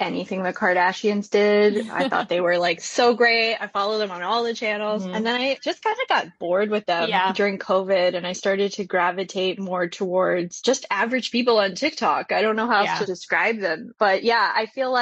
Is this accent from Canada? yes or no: yes; Toronto, Ontario, Canada; moved away; I'm actually Canadian. I grew up in Toronto, Canada, and went to design school